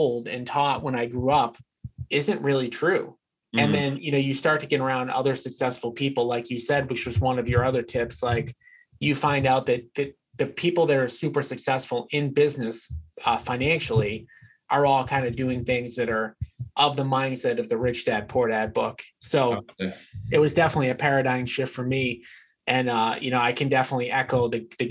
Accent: Revere, Massachusetts, United States; I grew up in Revere, which, some of my listeners might know where it is, but it's basically just an area outside of Boston.

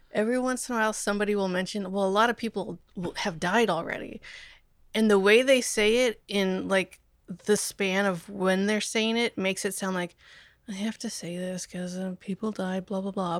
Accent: Omaha, Nebraska, United States; I'm from Omaha.

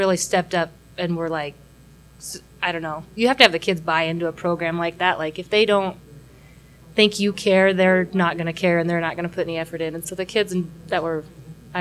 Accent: Jordan Valley, Oregon, United States; I grew up on a ranch in Jordan Valley, you know, born and raised there.

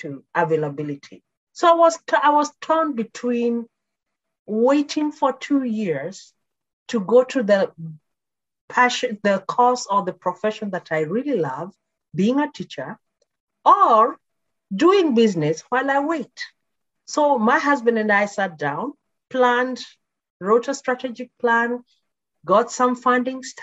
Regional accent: Nakuru, Nakuru County, Kenya; moved away as an adult; also born or lived in Nairobi, Kenya; now in Canada; I was born and brought up in Kenya in a small town called Nakuru

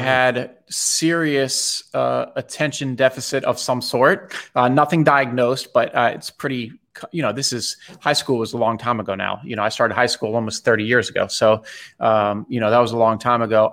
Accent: Bethesda, Maryland, United States; I grew up in Bethesda, Maryland.

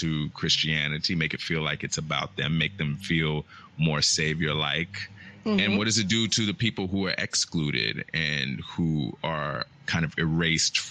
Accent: United States; I grew up in a 100% Nigerian household, you know, but I grew up in America

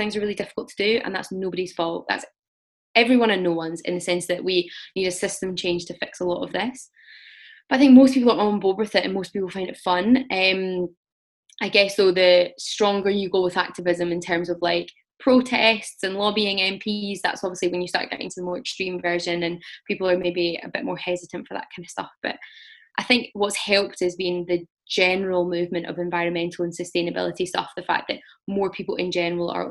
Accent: Scotland, United Kingdom; I'm from Scotland

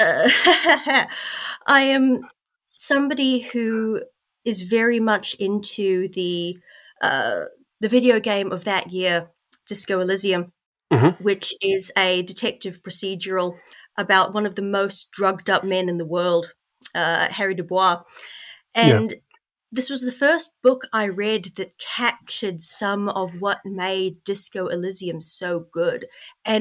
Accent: North Island of New Zealand, New Zealand; moved away; I grew up in the North Island of New Zealand.

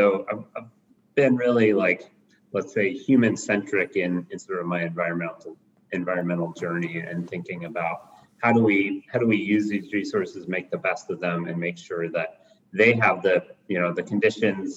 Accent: Bozeman, Montana, United States; now in Missoula, United States; I grew up in Bozeman

